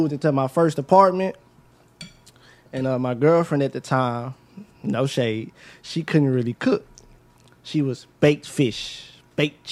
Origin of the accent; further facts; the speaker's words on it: United States; I'm from South Park